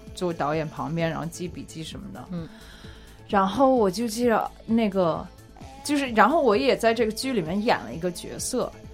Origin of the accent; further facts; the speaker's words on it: United States; 我是在，一直在美国长大，然后在大学期间我是学经济的